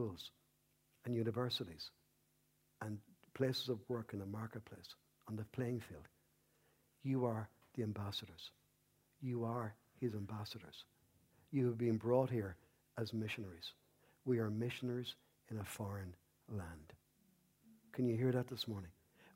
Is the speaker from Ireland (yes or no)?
yes; Ireland; I love being Irish. I love being a Paddy